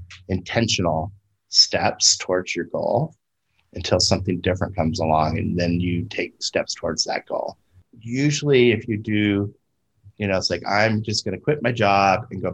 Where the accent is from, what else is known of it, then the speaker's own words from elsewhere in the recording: California, United States; moved away as an adult; also born or lived in Florida; I was back in a state that I grew up